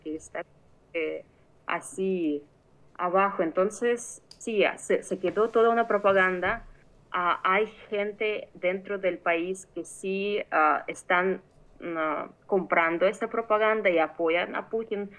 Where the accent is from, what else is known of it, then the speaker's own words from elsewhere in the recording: Mariupol, Donetsk Oblast, Ukraine; moved away; Yo soy ah, de Ucrania, de una ciudad que está en el este del país, que se llama Mariupol